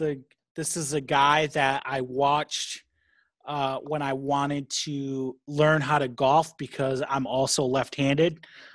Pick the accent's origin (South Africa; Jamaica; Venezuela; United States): South Africa; I'm from South Africa, sir.